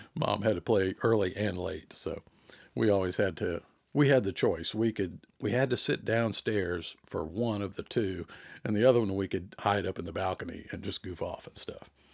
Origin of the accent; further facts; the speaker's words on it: Jonesboro, Georgia, United States; accent: Southern; now in South Georgia, United States; growing up around the Atlanta area, Jonesboro in particular